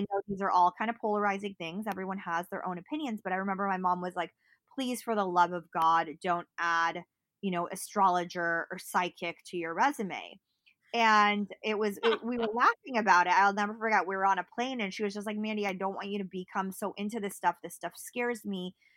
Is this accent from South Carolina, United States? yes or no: no; Berkeley, California, United States; I grew up in Berkeley